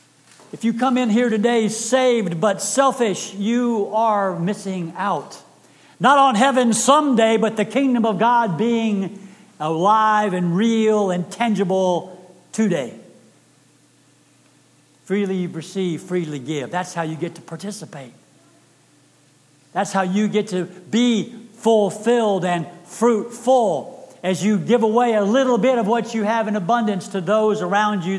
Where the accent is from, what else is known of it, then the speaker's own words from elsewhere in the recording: Texas, United States; I am from Texas